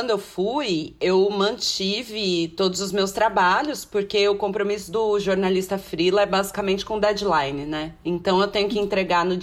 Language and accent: Portuguese; São Paulo, Brazil; also born or lived in Cabo Frio / Ilhabela / São Sebastião / Alphaville; Então, porque eu sou daqui, acho que é importante contextualizar isso também. Eu, eu sou nascida em São Paulo, mas eu morei em um monte de lugar.